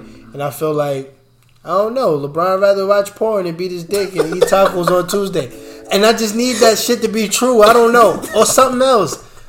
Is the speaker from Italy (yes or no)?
yes; Italy; I speak several languages. I grew up in Italy.